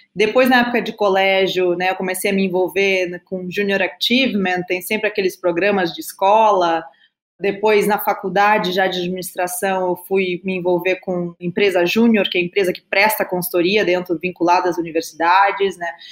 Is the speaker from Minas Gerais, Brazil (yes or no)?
no; Rio Grande do Sul, Brazil; accent: gaúcho; also born or lived in Brasília, Brazil; now in São Paulo, Brazil; sou gaúcha, né? O meu sotaque aí vocês vão ver, não vai, não vai negar. Eu nasci, aí, eu nasci em Brasília, na verdade, mas a minha família toda é gaúcha. Eu com dois anos já estava no Rio Grande do Sul